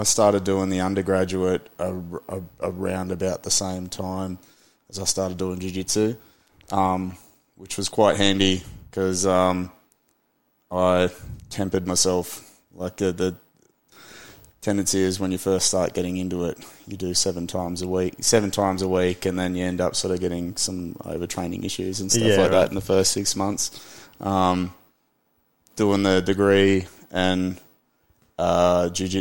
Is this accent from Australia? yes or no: yes; Byron Bay, New South Wales, Australia; also born or lived in Lismore, Australia; I grew up in Byron, but at that period of time, I'd moved out towards Lismore a bit more.